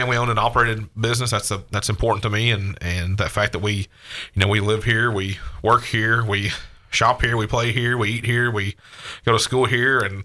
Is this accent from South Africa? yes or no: no; Hendersonville, Tennessee, United States; now in Gallatin, United States; I've lived here my entire life. Born and raised in Hendersonville